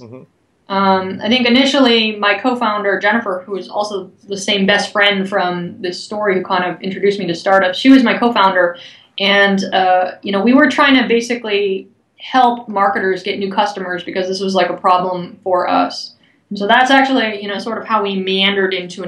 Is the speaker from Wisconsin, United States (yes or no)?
no; Bay Area, Silicon Valley, California, United States; I hail from the Bay Area, the Silicon Valley